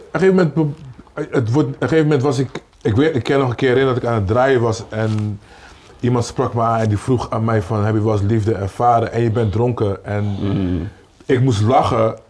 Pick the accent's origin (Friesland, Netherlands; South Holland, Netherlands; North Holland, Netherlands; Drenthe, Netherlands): South Holland, Netherlands; Rotterdam; Ik kom van Kruiskade, dus dan, als je een kleine jongen bent je hebt niet een omgeving waar iemand zegt dat kan je niet doen.